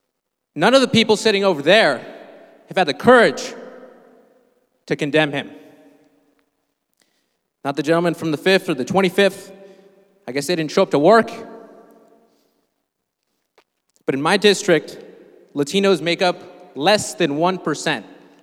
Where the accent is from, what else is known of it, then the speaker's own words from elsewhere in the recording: Guatemala; now in West Virginia, United States; I'm from Guatemala, and my mom is indigenous, and I inherited her last name.